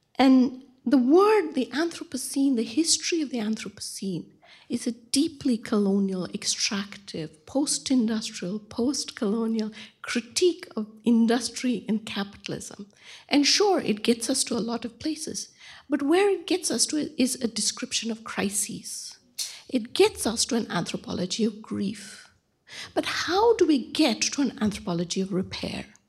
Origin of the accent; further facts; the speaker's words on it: Bangalore, Karnataka, India; moved away; my hometown of Bangalore